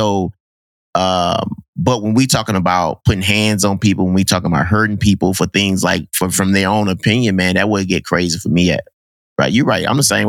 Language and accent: English; United States; So how do you think those conversations happened? And how it translates to me growing up in America?